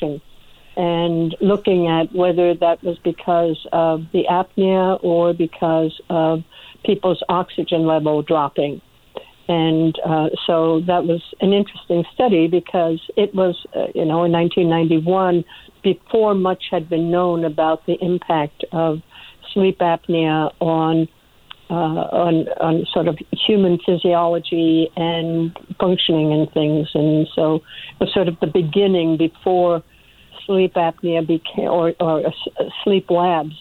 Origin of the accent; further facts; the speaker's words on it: Washington, District of Columbia, United States; also born or lived in Norway / Boston; I came to the United States with my family then, and therefore raised in the greater Washington, D.C. area